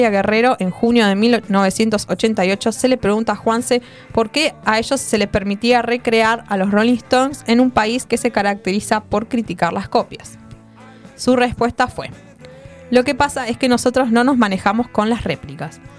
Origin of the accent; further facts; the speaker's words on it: Argentina; digamos que hago rock and roll y que soy argentino, que es otra cosa.